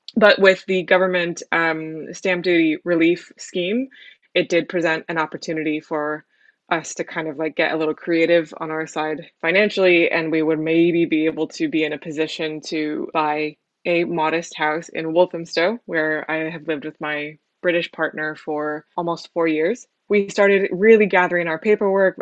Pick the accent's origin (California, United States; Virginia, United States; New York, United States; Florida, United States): California, United States; San Francisco; moved away as an adult; now in London, United Kingdom; I am originally from San Francisco in the States, uh, but I moved to London about five years ago